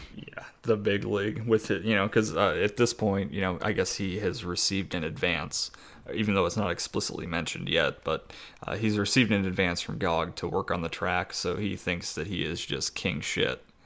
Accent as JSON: {"language": "English", "country": "United States", "said": "we're from America"}